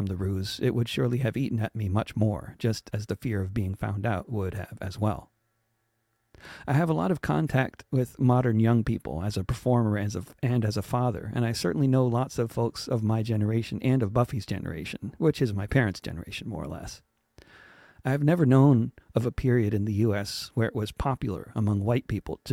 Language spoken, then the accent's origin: English; Wilton, Connecticut, United States; the people I grew up with in Wilton, Connecticut